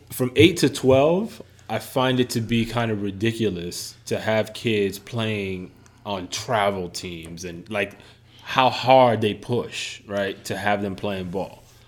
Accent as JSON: {"language": "English", "town": "New York City", "region": "New York", "country": "United States", "tie": "born or raised there", "said": "growing up in the Bronx"}